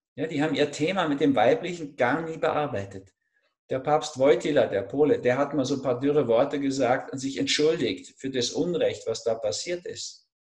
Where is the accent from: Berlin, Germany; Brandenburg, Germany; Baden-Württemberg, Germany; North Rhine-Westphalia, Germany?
Berlin, Germany; now in Austria; ich bin in Berlin im Osten zwar geboren